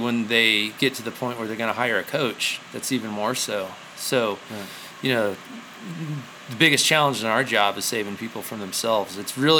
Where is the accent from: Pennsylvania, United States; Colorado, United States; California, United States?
Colorado, United States; I grew up in Colorado, and my family was always outdoorsy and active